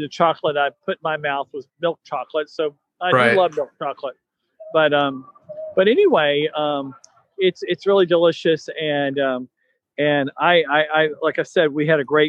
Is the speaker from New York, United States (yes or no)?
no; Northern Florida, United States; I come from Northern Florida. I'm a little country